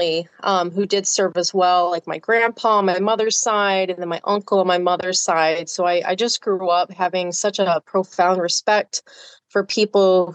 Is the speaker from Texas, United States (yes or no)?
yes; South Texas, United States; I grew up in South Texas